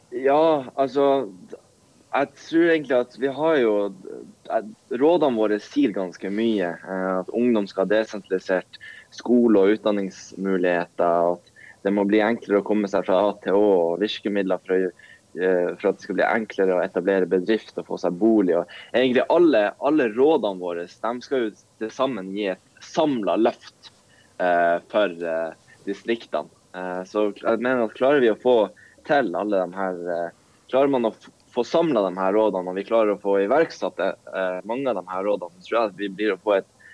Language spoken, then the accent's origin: Norwegian; Båtsfjord, Finnmark, Norway; Altså jeg kommer jo fra Båtsfjord, Norges fiskerihovedstad.